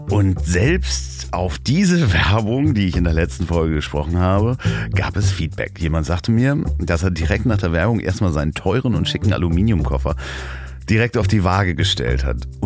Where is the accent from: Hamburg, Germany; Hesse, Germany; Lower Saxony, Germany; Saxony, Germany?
Hamburg, Germany; Und zwar in Hamburg, in seiner und meiner Heimatstadt.